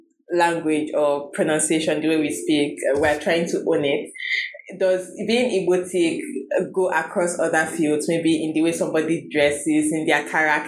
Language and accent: English; the East, South East Nigeria, Nigeria; I grew up in the East